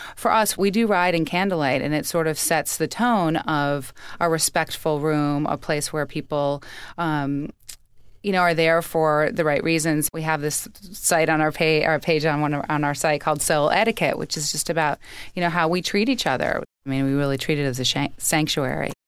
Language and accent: English; Chicago, Illinois, United States; also born or lived in Colorado; now in New York, United States; I grew up in Chicago.